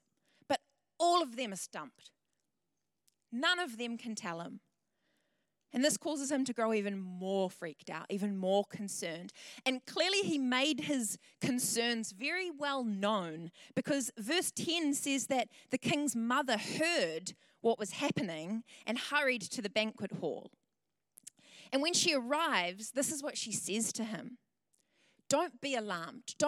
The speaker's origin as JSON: {"language": "English", "town": "Tauranga", "region": "Bay of Plenty", "country": "New Zealand", "also_born_or_lived": "Wellington", "moved": "as an adult", "said": "I'm from Tauranga originally, and I moved down to Wellington in 2013"}